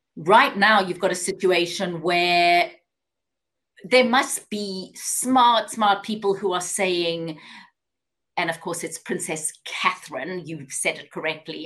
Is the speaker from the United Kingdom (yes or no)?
no; South Africa; moved away as an adult; also born or lived in Johannesburg, South Africa; now in Atlanta, United States; I am South African. I grew up in apartheid South Africa.